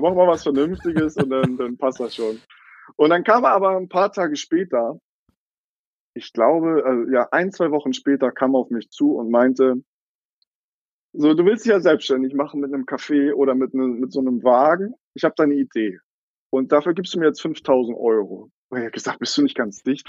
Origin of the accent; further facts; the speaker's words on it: Eckernförde, Schleswig-Holstein, Germany; Ich bin selber ähm, in Eckernförde geboren und aufgewachsen, hier auch zur Schule gegangen